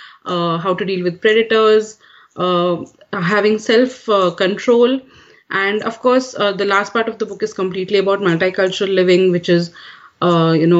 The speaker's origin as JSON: {"language": "English", "country": "Kuwait", "tie": "born or raised there", "also_born_or_lived": "India", "moved": "yes", "lives_now": "United States", "said": "I'm an Indian raised in Kuwait, and now I'm raising American kids."}